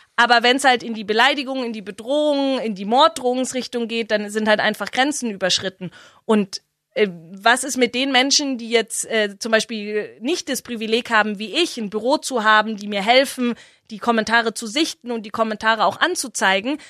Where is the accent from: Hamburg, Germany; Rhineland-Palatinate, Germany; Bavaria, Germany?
Bavaria, Germany; Herrsching am Ammersee; also born or lived in Freiburg; Ich würde mich immer als Herrschingerin bezeichnen. Äh, das ist meine Heimat.